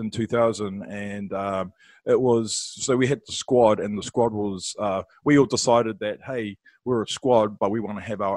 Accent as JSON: {"language": "English", "region": "Wellington", "country": "New Zealand", "said": "I'm from Wellington."}